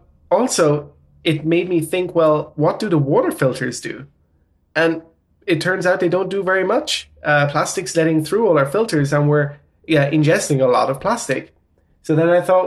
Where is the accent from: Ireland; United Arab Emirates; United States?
Ireland; accent: Irish; now in Netherlands; I'm Irish. I have German and Portuguese parents, but grew up in Ireland. And yeah, I live in the Netherlands.